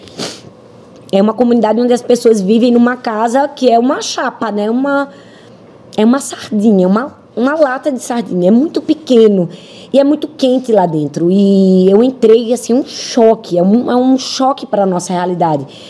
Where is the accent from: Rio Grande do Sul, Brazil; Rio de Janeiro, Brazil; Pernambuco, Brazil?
Pernambuco, Brazil; Recife; eu sou nordestina. Eu moro em Recife, eu conheço a região. Eu sei que a minha cidade é uma cidade fragilizada